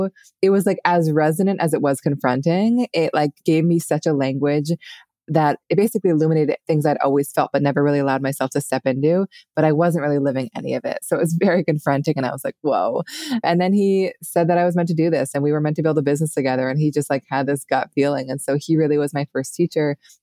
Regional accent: Seattle, Washington, United States; moved away as an adult; also born or lived in New York City; now in upstate New York, United States; I grew up in Seattle in the Pacific Northwest, and then I lived in New York City after college for many years

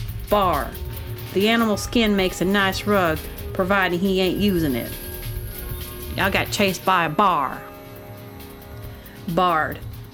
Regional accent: Southern United States, United States; I think I'm really from the South, so.

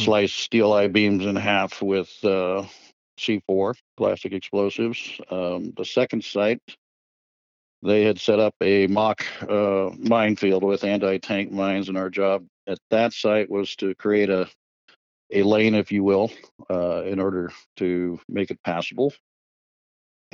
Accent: Pacific Northwest, United States; growing up in the Pacific Northwest

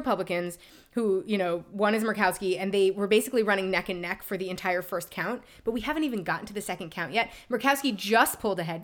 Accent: New York, United States; when I was growing up in New York

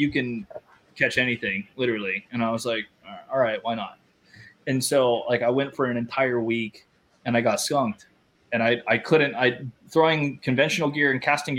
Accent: Hawaii, United States; moved away; also born or lived in Los Angeles, California; the culture is different in California versus where I grew up in Hawaii.

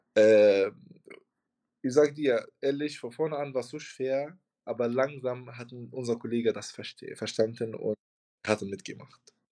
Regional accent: Tunisia; German is a second language; moved away as an adult; also born or lived in Hamburg, Germany; now in Germany; ich komme aus Tunesien. Ich bin seit äh, seit sechs Jahren, seit 2016 hier

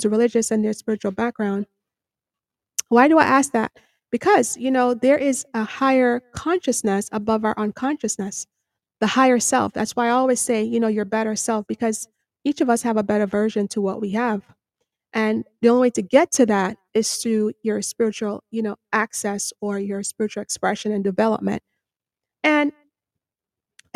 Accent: Jamaica; now in United States; I'm from Jamaica

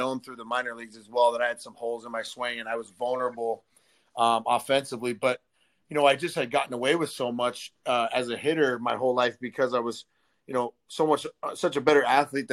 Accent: Arizona, United States; also born or lived in California; we moved back to Arizona. I'm born there, but we moved back from California when I was seven. So I went to high school at Canyondale Oral High School

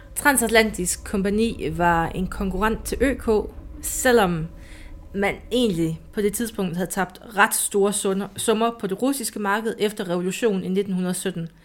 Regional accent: Jutland, Denmark; i Jylland siger vi en er nok

